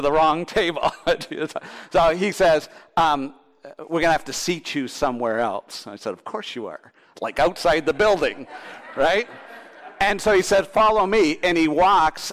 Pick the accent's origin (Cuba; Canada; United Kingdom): Canada; Thunder Bay, Ontario; I'm from Thunder Bay